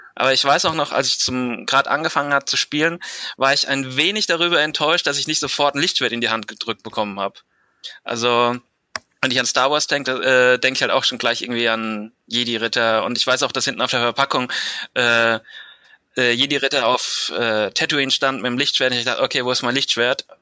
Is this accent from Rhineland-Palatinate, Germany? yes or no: yes; Mainz, Rhineland-Palatinate, Germany; Ich bin 28 und komme aus Mainz